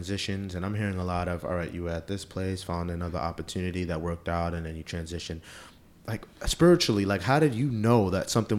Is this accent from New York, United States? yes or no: yes; New York City, New York, United States; I'm from Queens.